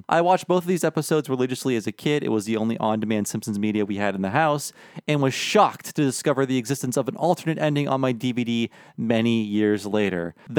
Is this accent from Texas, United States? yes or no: yes; Texas, United States; That's right. I grew up in Texas.